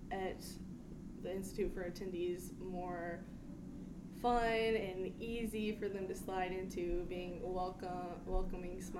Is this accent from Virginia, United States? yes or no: yes; King George, Virginia, United States; I'm from King George, Virginia